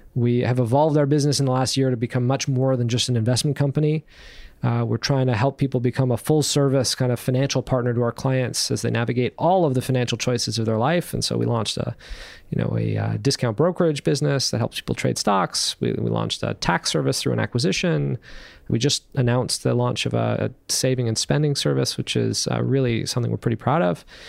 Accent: Canada; being here in Canada and being Canadian

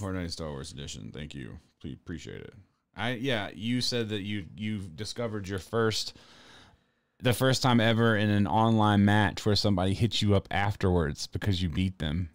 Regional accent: the South, United States; I'm from the South

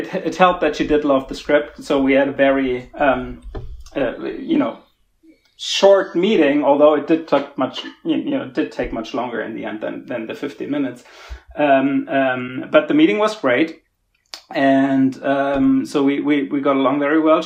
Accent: Germany; I'm from Germany originally.

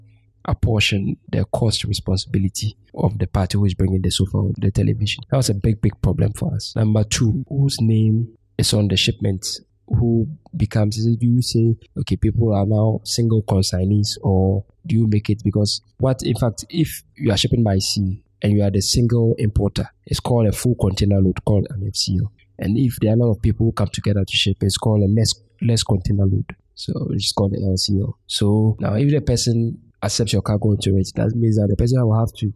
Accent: Ghana; we are Ghanaians

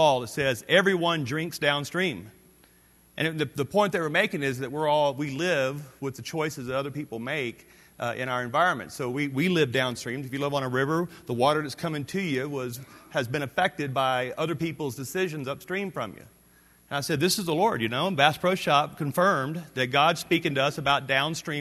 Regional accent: North Louisiana, United States; I grew up in the Deep South. I grew up in North Louisiana.

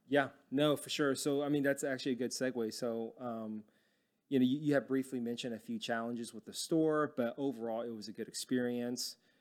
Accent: Dallas, Texas, United States; I grew up in Dallas and it's, it's really flat

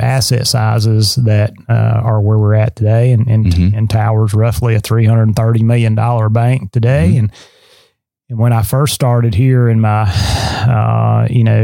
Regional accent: Lawrence County, southern Middle Tennessee, United States; moved away as an adult; now in Southeast Tennessee, United States; I grew up around in Lawrence County in southern Middle Tennessee

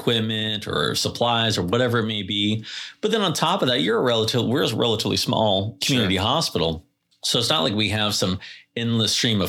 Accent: Carlsbad, California, United States; also born or lived in Oceanside; I live in Vista. I grew up in Carlsbad, Oceanside, and now I live in Vista.

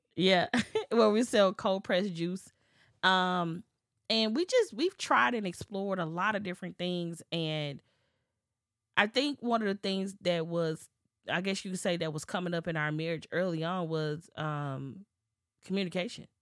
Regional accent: Memphis, Tennessee, United States; we're both from Memphis.

